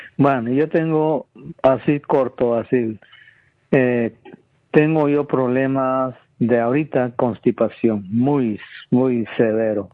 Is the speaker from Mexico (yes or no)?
no; Guatemala; moved away; yo nací en Guatemala, donde, en el campo